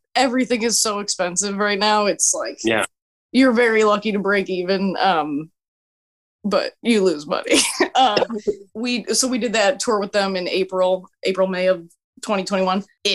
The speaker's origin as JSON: {"language": "English", "area": "San Francisco Bay Area", "region": "California", "country": "United States", "tie": "born or raised there", "said": "I'm from the San Francisco Bay Area."}